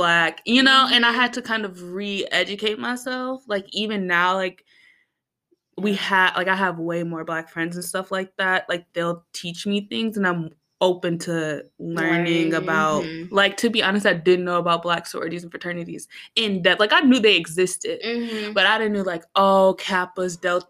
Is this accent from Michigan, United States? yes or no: yes; Metro Detroit suburbs, Michigan, United States; I'm from Detroit